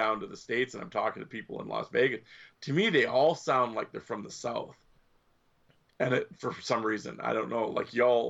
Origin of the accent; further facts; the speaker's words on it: Canada; Canada, we don't have grits.